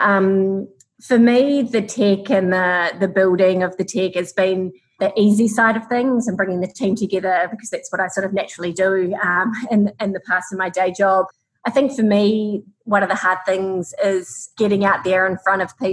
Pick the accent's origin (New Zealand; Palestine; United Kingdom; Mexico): New Zealand; I grew up in New Zealand